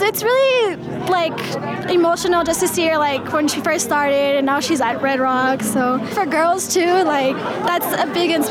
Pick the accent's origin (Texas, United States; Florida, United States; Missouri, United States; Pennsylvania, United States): Texas, United States; El Paso; I'm from El Paso, Texas